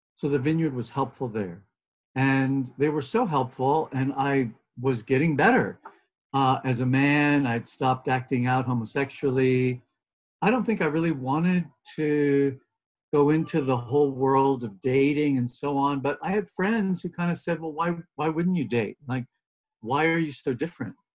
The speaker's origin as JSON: {"language": "English", "region": "a beach town in Southern California", "country": "United States", "tie": "born or raised there", "said": "I'm Californian, and so uh, very much sort of a child of that soil and, you know, the blessing and the challenges of growing up in a beach town in Southern California"}